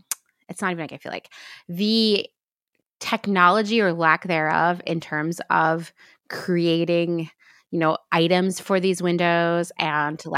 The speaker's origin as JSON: {"language": "English", "country": "United States", "tie": "born or raised there", "said": "if you grew up in the part of the country where you and I grew up"}